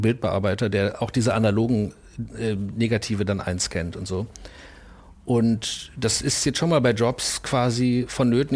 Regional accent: Bielefeld, North Rhine-Westphalia, Germany; moved away; also born or lived in Essen / New York; ich komme aus Bielefeld

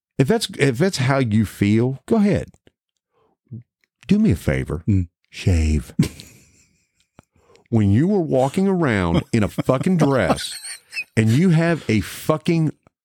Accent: Mason County, West Virginia, United States; Granted, we are as about American as you can get down the middle of Mason County, Westford, by God, Virginia there.

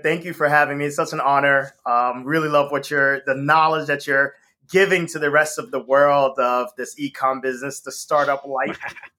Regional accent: Boston, Massachusetts, United States; also born or lived in Haiti / Philadelphia, Pennsylvania; So, I actually was born in Haiti. I grew up in the Northeast, so Boston, Massachusetts. Shout out to 617 peeps.

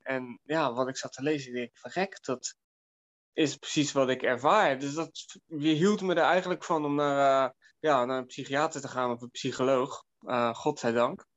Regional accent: Delft, South Holland, Netherlands; in Delft, waar ik vandaan kom

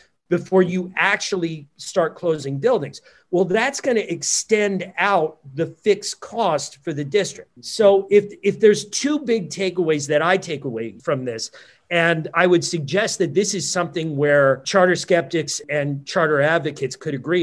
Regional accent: New Jersey, United States; my home state, New Jersey

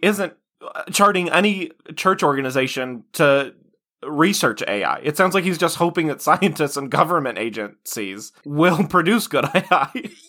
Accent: United States; as an American

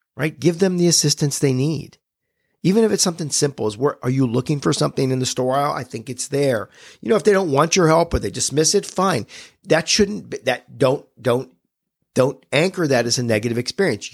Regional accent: United States; I was born in America.

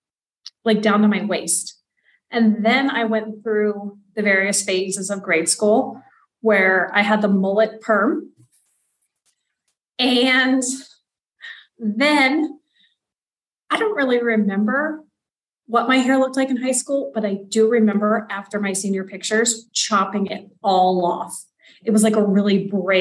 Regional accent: Western Kansas, United States; moved away as an adult; also born or lived in Spain / Africa / Europe / Southeast Asia; now in Oaxaca, Mexico; I am originally from Western Kansas, and I grew up in a place that I never liked

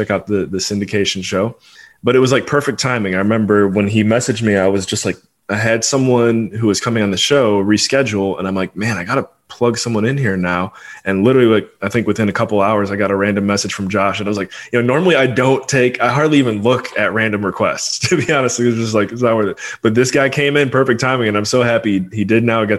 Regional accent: Rockville, Maryland, United States; also born or lived in Washington, D.C.; Born and raised in Rockville, Maryland. That's the DMV for all of my Washington, D.C. relatives out there.

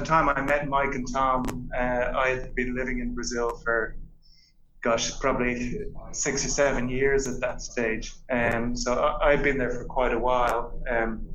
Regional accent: Dublin, Leinster, Ireland; I grew up in Dublin

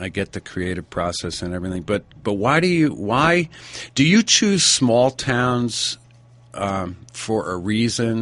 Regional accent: Stamford, Connecticut, United States; moved away; I'm originally from Stamford, Connecticut, and I migrated out here about 25 years ago.

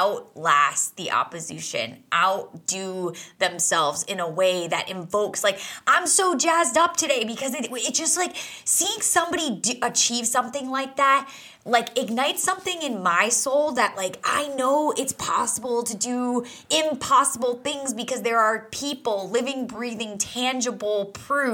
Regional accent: New England, United States; I grew up in New England

